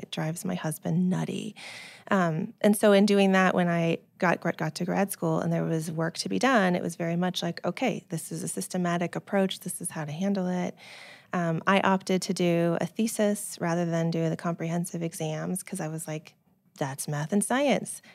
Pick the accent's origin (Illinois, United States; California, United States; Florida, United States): California, United States; Silicon Valley; I grew up in the Silicon Valley